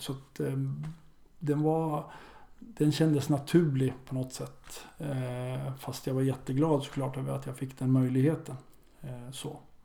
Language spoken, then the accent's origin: Swedish; Örebro, Örebro County, Sweden; born or raised there; moved away